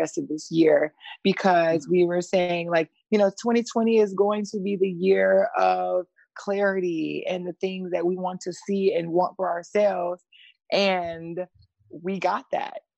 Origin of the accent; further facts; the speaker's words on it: Atlanta, Georgia, United States; accent: Southern twang; moved away; also born or lived in Jacksonville; I'm originally from Atlanta, Georgia, born and raised